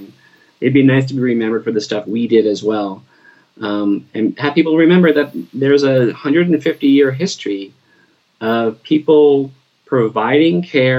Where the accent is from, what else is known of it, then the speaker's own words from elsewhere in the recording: Bridgewater, New Jersey, United States; When I grew up in Bridgewater, the fire department did not do rescue other than fire rescue.